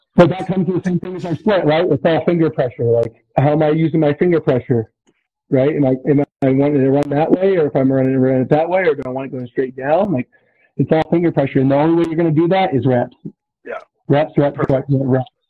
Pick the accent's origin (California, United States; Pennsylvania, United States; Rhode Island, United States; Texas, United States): California, United States; Susanville